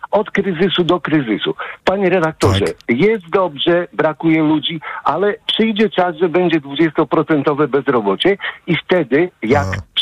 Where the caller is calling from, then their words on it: Łódź, Łódź Voivodeship, Poland; E, ja z Łodzi dzwonię, chciałem powiedzieć.